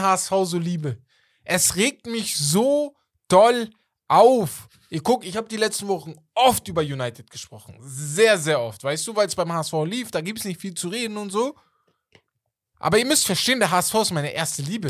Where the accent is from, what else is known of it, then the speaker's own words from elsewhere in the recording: Germany; Ich komme aus Deutschland